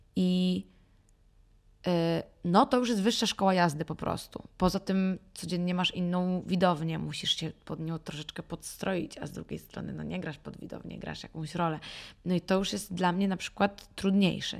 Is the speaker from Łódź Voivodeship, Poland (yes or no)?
no; Warsaw, Masovian Voivodeship, Poland; moved away as an adult; also born or lived in New York; Natomiast jestem z Warszawy, wychowałam się w Warszawie